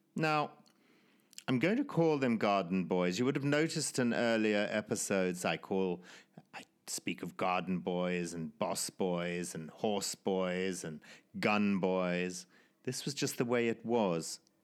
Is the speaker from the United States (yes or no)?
no; Zimbabwe; born or raised there